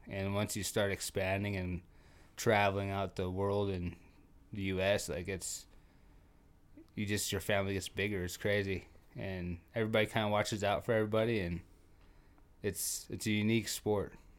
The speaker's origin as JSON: {"language": "English", "town": "Trenton", "region": "North Dakota", "country": "United States", "tie": "born or raised there", "also_born_or_lived": "Williston, North Dakota", "moved": "as an adult", "said": "I actually grew up in Trenton. I was born in Williston."}